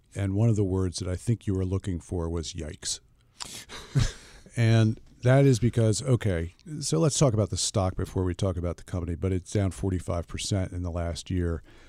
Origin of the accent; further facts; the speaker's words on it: Pennsylvania, United States; I grew up in Philadelphia.